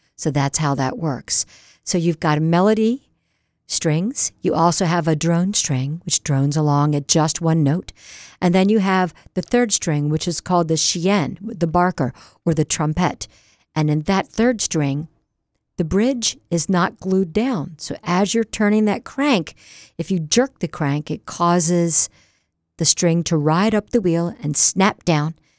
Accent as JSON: {"language": "English", "town": "Newark", "region": "Delaware", "country": "United States", "tie": "born or raised there", "also_born_or_lived": "Wilmington, Delaware / Berkeley, California", "said": "Right in Wilmington, Delaware, and I grew up in Newark."}